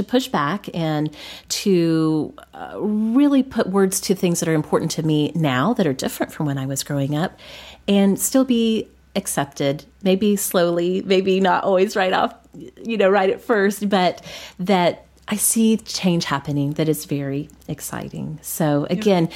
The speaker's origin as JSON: {"language": "English", "region": "Oklahoma", "country": "United States", "tie": "born or raised there", "said": "when I was growing up in Oklahoma"}